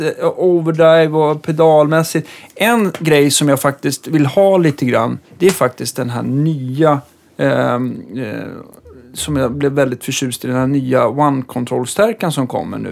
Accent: Stockholm, Stockholm County, Sweden; som stockholmare

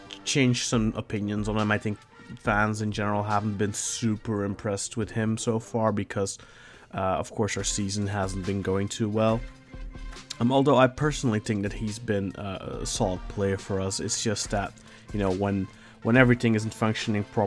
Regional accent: Belgium; I am from Belgium

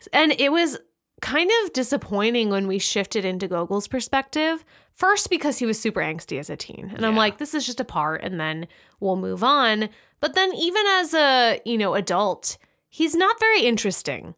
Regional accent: United States; as an American

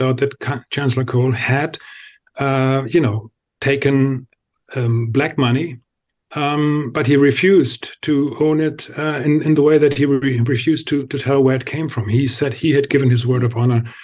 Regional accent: Lower Saxony, Germany; the state of Lower Saxony, so my home state

